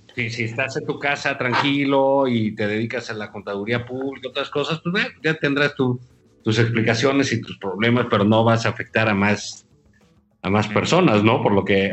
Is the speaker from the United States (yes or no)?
no; Mexico; como mexicanos